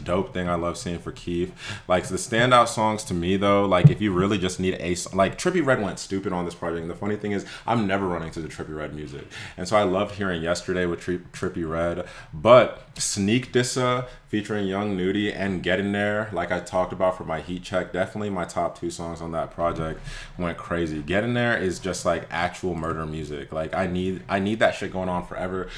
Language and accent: English; Atlanta, Georgia, United States; I'm from Atlanta for real. Like, we're from South Atlanta